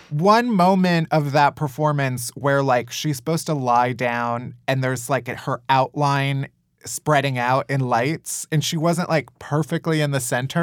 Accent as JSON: {"language": "English", "town": "Chicago", "region": "Illinois", "country": "United States", "said": "I'm from Chicago also"}